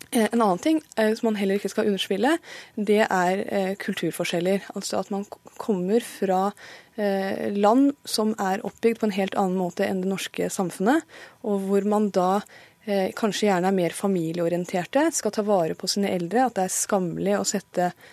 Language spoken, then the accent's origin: Norwegian; Pakistan; now in Norway; jeg er født i Pakistan